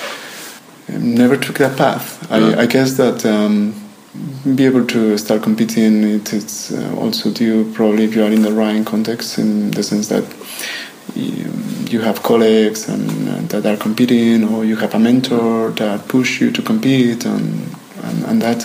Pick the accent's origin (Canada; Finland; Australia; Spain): Spain; Ribera del Duero, Castile and León; also born or lived in New York; now in Växjö, Sweden; Ribera del Duero in Spain, which is actually the region where I'm coming from.